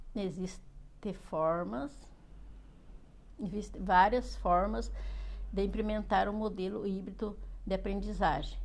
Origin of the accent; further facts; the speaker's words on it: Castro, Paraná, Brazil; sou de Castro, Paraná